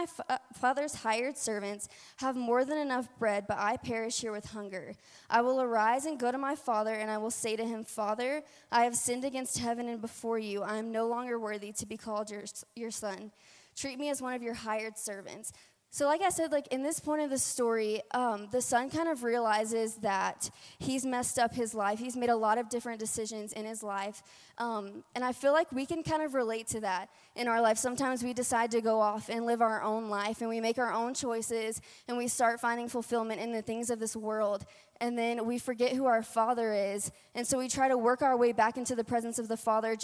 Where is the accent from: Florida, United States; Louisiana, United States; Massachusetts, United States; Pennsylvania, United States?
Louisiana, United States; accent: twang; now in Colorado, United States; I am from Louisiana. So if you do hear a little bit of twang in my voice tonight, that's where it's coming from.